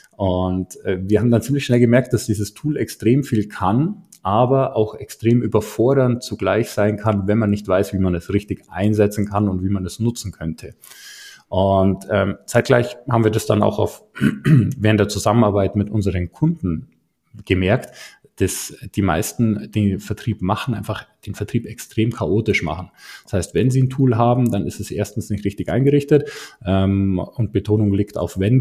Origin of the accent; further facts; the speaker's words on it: Garmisch-Partenkirchen, Bavaria, Germany; komme aus der Nähe von München, um genau zu sein, aus Garmisch-Partenkirchen